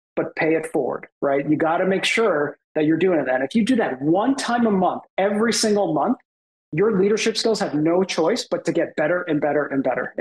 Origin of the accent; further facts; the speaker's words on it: Boston, Massachusetts, United States; also born or lived in Canada; I grew up in the Boston area, and I was actually born in Canada